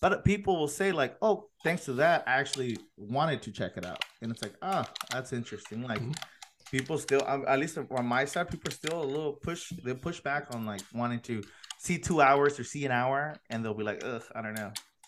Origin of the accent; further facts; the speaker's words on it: National City, California, United States; I'm in National City. I grew up in National City